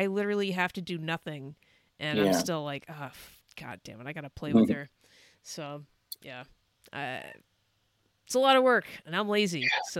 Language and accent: English; Northern California, United States; moved away as an adult; also born or lived in Idaho; I grew up in Northern California